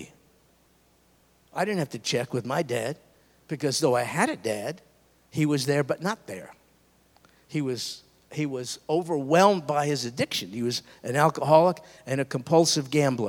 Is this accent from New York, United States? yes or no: yes; New York, United States; I grew up in New York